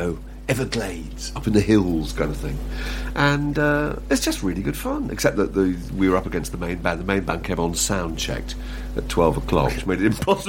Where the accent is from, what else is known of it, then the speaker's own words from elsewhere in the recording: Fleet, South East England, United Kingdom; moved away; my hometown, Fleet, Hampshire